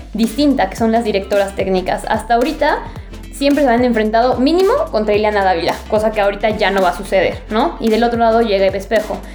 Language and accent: Spanish; Puebla, Mexico; yo soy poblana